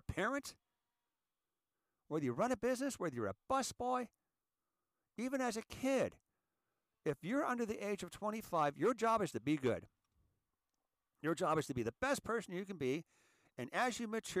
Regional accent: United States; As an American

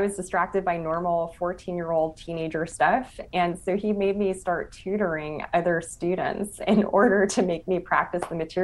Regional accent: Los Angeles, California, United States; I'm from East Los Angeles

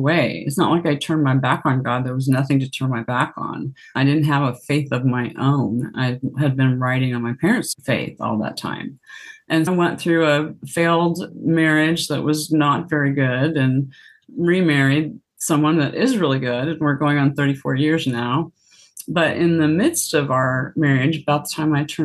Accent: Hastings, Nebraska, United States; I grew up in a little town in the middle of Nebraska called Hastings.

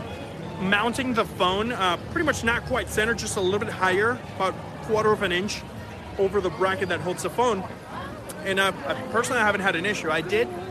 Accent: Puerto Rico; moved away; I'm from Puerto Rico, but I live here now.

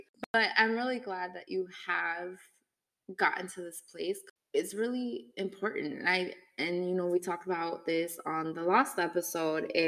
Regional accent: Midwest, United States; I have some words I say funny too, because I'm from the Midwest

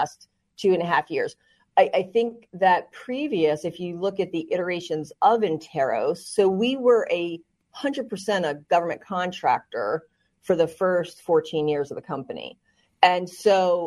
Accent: New Jersey, United States; also born or lived in West Virginia; I'm from New Jersey. I grew up, you know, lower middle class

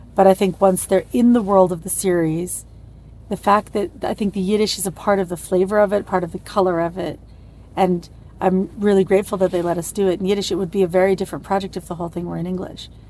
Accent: New York, United States; moved away as an adult; also born or lived in Leipzig, Germany; now in Berlin, Germany; I'm a New Yorker

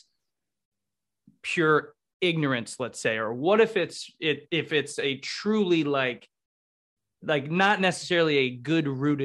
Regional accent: Connecticut, United States; now in Columbus, United States; I grew up in Connecticut

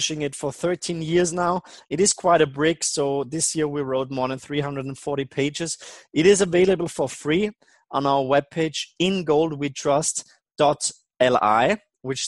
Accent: Austria; I'm not only from Austria

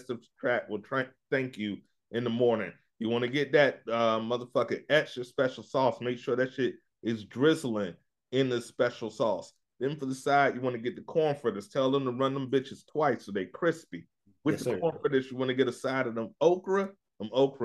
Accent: Hampton Roads, Virginia, United States; the Hampton Roads area, 757, my hometown

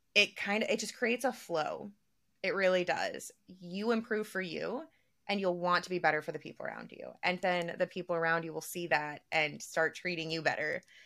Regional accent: the South, United States; we're all from the South

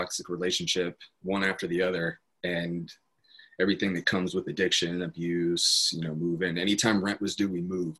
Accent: Apache Junction, Arizona, United States; I grew up in Apache Junction, Arizona

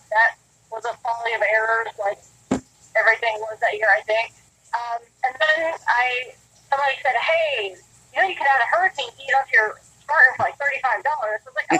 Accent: Alabama, United States; moved away as an adult; So first off, I guess I should say is I am a transplant from Alabama. Moved here about 6 years ago for work at Boeing.

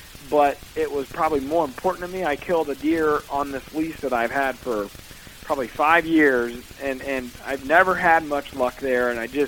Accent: Missouri, United States; He moved to Iowa in, like, 95 or 96 because of that. We're from Missouri originally.

